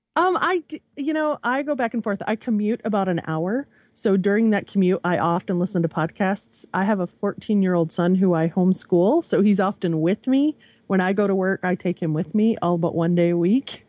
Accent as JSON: {"language": "English", "region": "Michigan", "country": "United States", "also_born_or_lived": "central Virginia", "moved": "yes", "lives_now": "Virginia, United States", "said": "I'm from Michigan"}